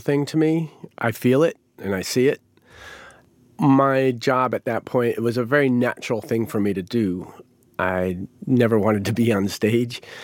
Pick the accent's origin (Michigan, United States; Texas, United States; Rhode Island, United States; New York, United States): Rhode Island, United States; moved away as an adult; also born or lived in Chanhassen, Minnesota; Growing up in Rhode Island, there was a lot of Italians there